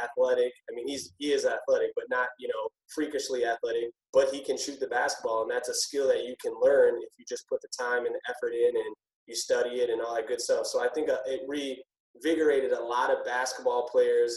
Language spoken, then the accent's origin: English; Minneapolis, Minnesota, United States; So I grew up here in Minneapolis, Minnesota, high school and whatnot